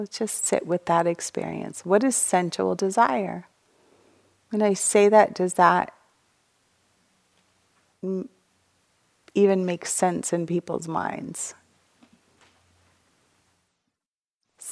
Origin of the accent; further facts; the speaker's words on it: United States; I'm an American